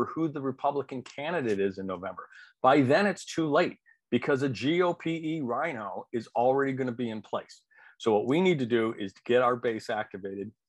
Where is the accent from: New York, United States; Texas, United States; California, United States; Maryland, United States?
New York, United States; I went to grammar school and high school with John Katko, who represents New York 24